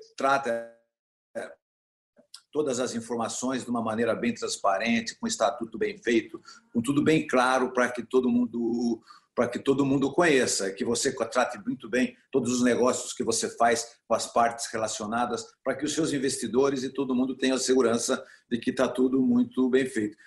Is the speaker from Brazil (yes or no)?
yes; Brazil; como brasileiro e como está envolvido em todo o agronegócio